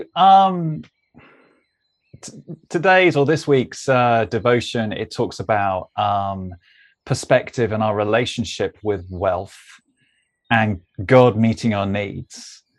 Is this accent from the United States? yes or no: no; Melbourne, Victoria, Australia; You know, from, I mean, you say, as you can tell, from I'm from Melbourne.